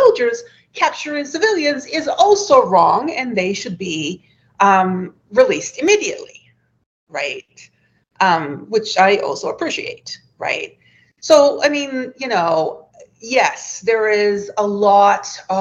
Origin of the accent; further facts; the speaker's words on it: Tel Aviv, Tel Aviv District, Israel; I grew up in Tel Aviv